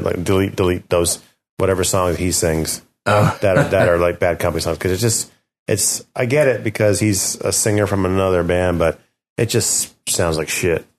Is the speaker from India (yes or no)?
no; United Kingdom; We're both British.